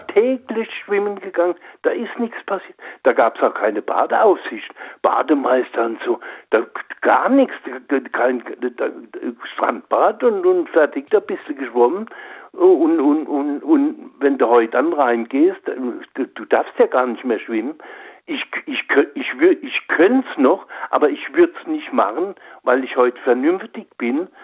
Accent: Oppenheim, Rhineland-Palatinate, Germany; bin äh, groß geworden oder bin geboren in Oppenheim am Rhein.

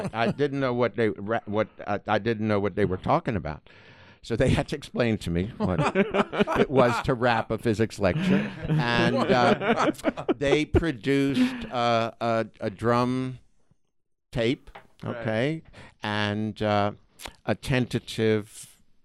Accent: New York City, New York, United States; moved away as an adult; also born or lived in Boston; now in California, United States; New York City

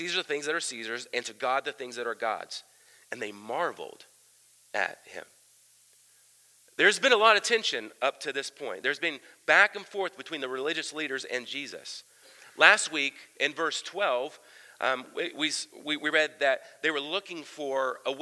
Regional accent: Southern Ohio, United States; I grew up in Ohio, Southern Ohio

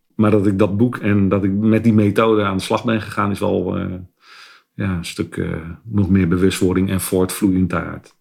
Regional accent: Westland, South Holland, Netherlands; ik ben een geboren Westlander

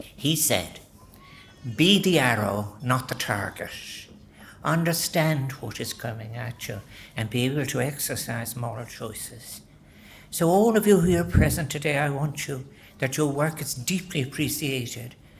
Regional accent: Ireland; We are not by nature as Irish people individualistic people

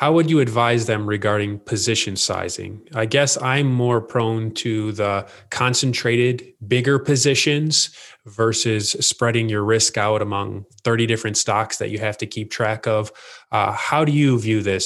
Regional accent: United States; as an American

